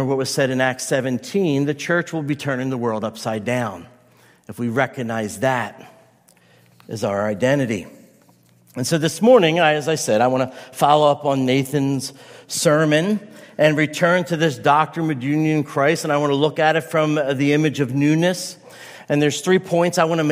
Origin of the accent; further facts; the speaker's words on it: United States; I'm an American, I'm an Italian, I could say I'm a pastor